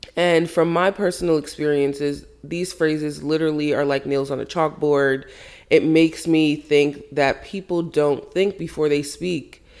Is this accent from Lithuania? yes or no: no; Jamaica; I was brought up, I'm Jamaican, big Caribbean family